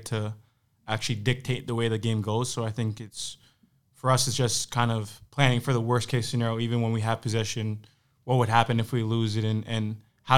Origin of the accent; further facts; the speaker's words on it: Canada; moved away as an adult; also born or lived in Maryland; growing up in Canada